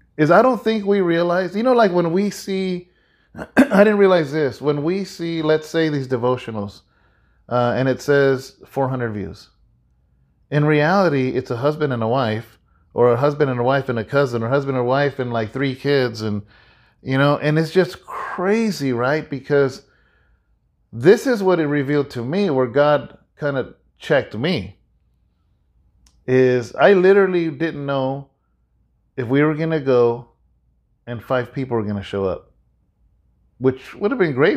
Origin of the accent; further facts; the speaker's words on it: California, United States; also born or lived in Texas; I'm from California